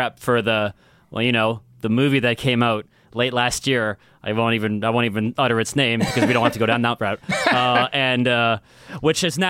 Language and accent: English; Calgary, Alberta, Canada; Edmonton was the next town over from where I grew up. I grew up in Calgary.